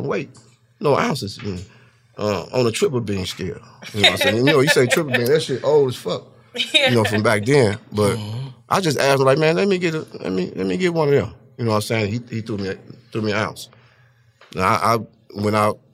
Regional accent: St. Louis, Missouri, United States; growing up in St. Louis in the area where motherfuckers die every other day

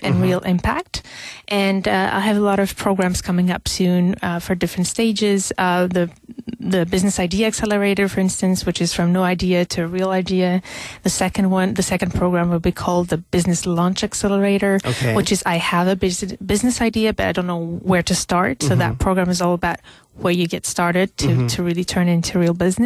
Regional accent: Algeria; moved away; I come from Algeria originally

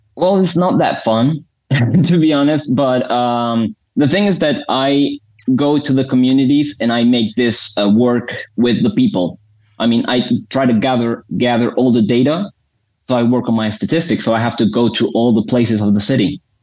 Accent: Bucaramanga, Santander, Colombia; I'm in Bucaramanga, Colombia.

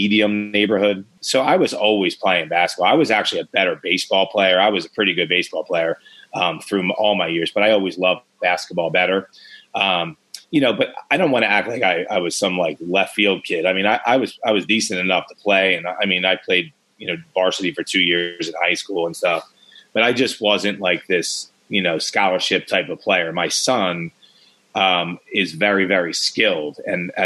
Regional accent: Philadelphia, Pennsylvania, United States; I grew up in Philadelphia

